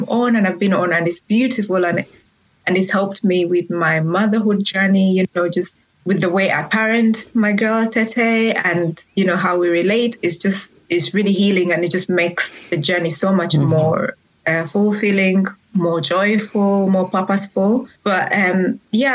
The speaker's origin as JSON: {"language": "English", "country": "Uganda", "tie": "born or raised there", "also_born_or_lived": "Rwanda", "moved": "as an adult", "lives_now": "Manchester, United Kingdom", "said": "I am actually from Rwanda. I was born and raised in Uganda, so I usually call myself East African"}